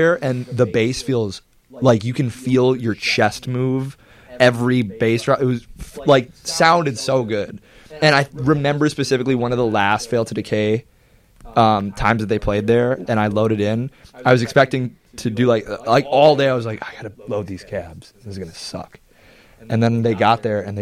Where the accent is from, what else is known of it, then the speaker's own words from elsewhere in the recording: United States; my hometown, I still live there